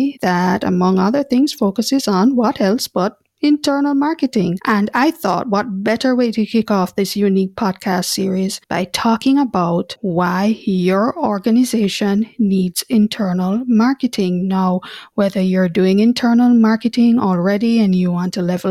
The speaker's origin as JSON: {"language": "English", "town": "Kingston", "country": "Jamaica", "accent": "Jamaican", "said": "I'm actually based at our headquarters in Kingston, Jamaica, and that explains my accent"}